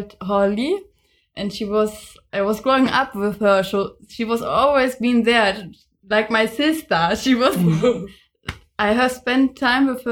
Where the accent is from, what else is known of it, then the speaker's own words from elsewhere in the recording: Germany; I'm from Germany.